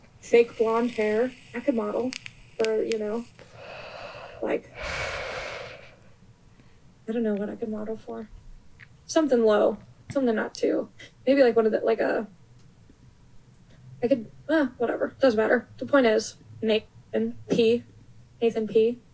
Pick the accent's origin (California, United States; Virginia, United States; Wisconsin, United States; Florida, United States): California, United States; Long Beach; I'm from Long Beach, California